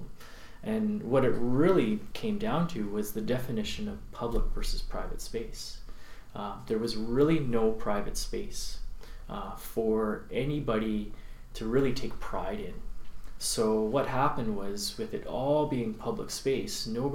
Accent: Carnduff, Saskatchewan, Canada; moved away as an adult; now in Okanagan, Canada; I grew up in a small little town called Carndove in 20 minutes from North Dakota and 20 minutes from Manitoba.

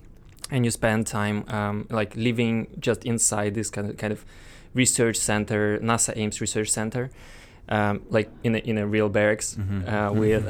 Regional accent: Moscow, Russia; and well, I'm Russian originally. I was born in Moscow, so graduated from this.

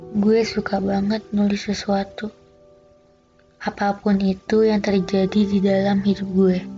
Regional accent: Jakarta, Indonesia; born there; Di tahun 2020 ini umur gue bakal menginjak kepala dua. Lahir di Jakarta tanggal 15 September, kelahiran tahun

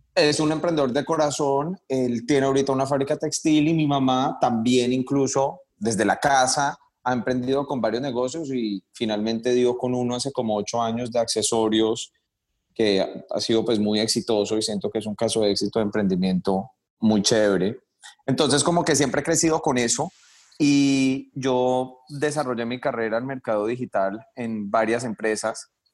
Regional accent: Cali, Valle del Cauca, Colombia; moved away as an adult; also born or lived in United States; now in New York, United States; yo soy caleño

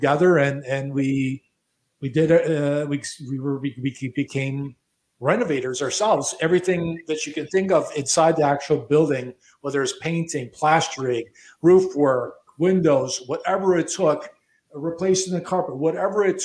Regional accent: Chicago, Illinois, United States; also born or lived in Miami Beach, United States; now in Toronto, Canada; I was born and raised in Chicago

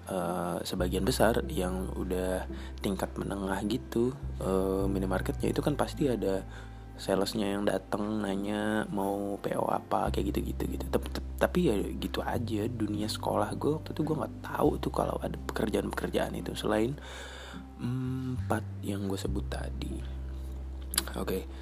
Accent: East Kalimantan, Indonesia; waktu gue masih sekolah SMA gue dari Kalimantan Timur gue tuh berpikir maksudnya uh, hanya tahu gitu ya lingkupnya kan kecil ya tempat gue nggak terlalu besar cuman ya ibaratnya kabupaten tingkat dua biasa

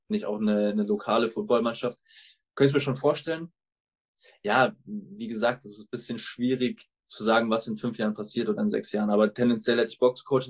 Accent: Munich, Bavaria, Germany; die Franchise meiner Heimatstadt mit aufzubauen

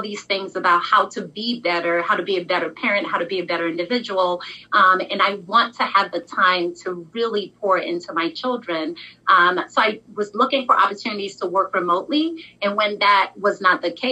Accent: Nigeria; I'm Nigerian

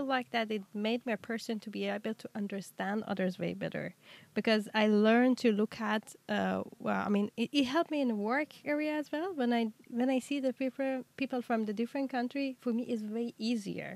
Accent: Tehran, Tehran Province, Iran; moved away as an adult; also born or lived in Cyprus; now in Denmark; I was born and raised in Iran

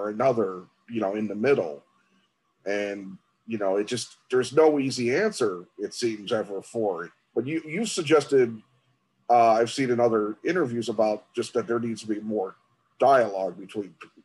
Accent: Chicago, Illinois, United States; I come from Chicago

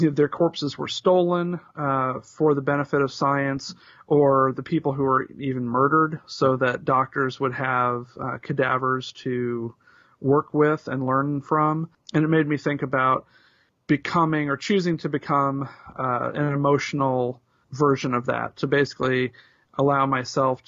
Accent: Indianapolis, Indiana, United States; two grown-up hardcore punks, longtime journalists, and longtime friends born and bred in Indianapolis, Indiana

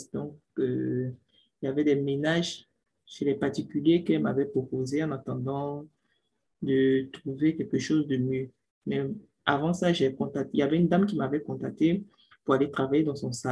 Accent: Côte d’Ivoire; moved away as an adult; also born or lived in Tunisia; now in France; ivoirienne, je viens de la Côte d'Ivoire. J'ai cinq ans

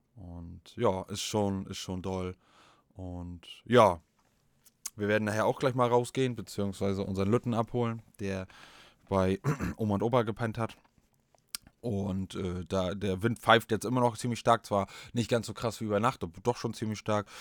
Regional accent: Northern Germany, Germany; wir sind Fischköppe

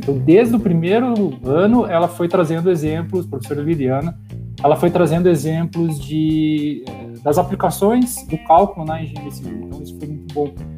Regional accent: Curitiba, Paraná, Brazil; eu sou natural de Curitiba, eu tenho a minha vida inteira aqui em Curitiba

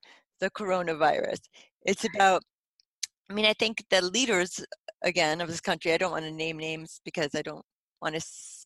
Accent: United States; as an American

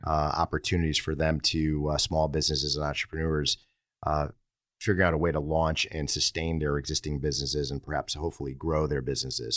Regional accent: Derby, Connecticut, United States; I grew up in Derby and it's a nice small town

